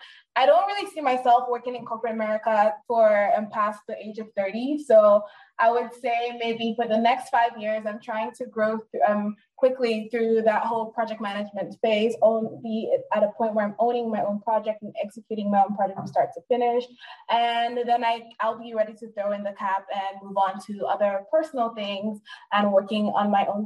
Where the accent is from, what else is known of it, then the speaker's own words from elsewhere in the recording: Nigeria; now in United States; where are you from? And then I say, I'm Nigerian. They're like, well, I don't hear the accent.